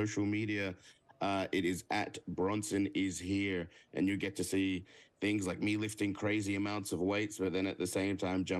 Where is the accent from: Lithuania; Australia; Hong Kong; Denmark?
Australia; moved away as an adult; now in Orlando, United States; You know, I live here in Orlando, so I consider myself a Florida boy. I'm originally from Australia. I moved out here 4 years ago, so the Florida crowd is my crowd.